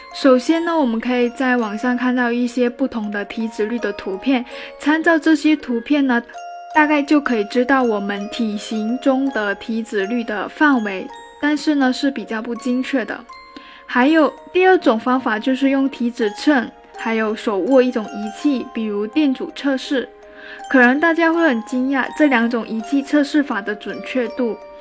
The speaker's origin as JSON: {"language": "Chinese", "country": "China", "said": "我们中国人"}